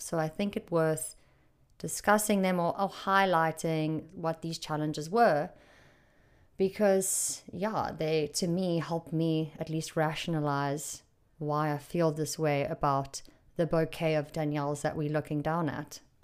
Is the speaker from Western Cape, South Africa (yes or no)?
no; Durban, KwaZulu-Natal, South Africa; moved away; I was raised in Durban.